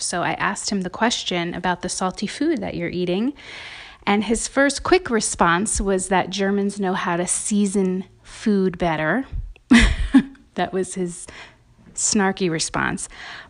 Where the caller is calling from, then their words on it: Denver, Colorado, United States; I'm calling from Denver, Colorado.